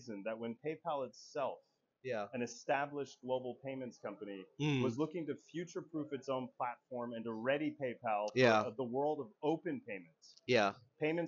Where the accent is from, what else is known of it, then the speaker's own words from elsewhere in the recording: Puerto Rico; I was born and raised in Puerto Rico